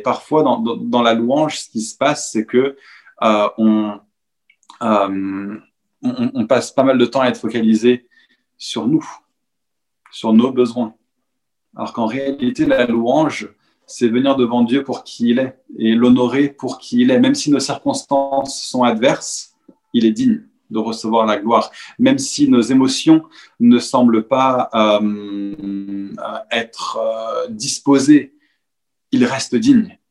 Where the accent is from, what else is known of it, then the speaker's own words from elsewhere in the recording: Paris, Île-de-France, France; en tant que Parisien